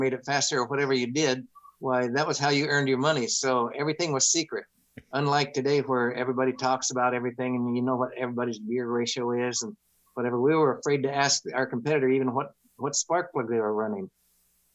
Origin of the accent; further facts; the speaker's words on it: Boise, Idaho, United States; moved away as an adult; also born or lived in Los Angeles / San Francisco; I'm from Boise, Idaho